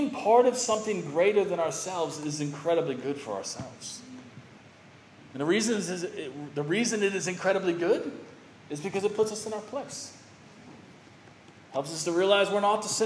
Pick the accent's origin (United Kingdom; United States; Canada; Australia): United States; I grew up religious in America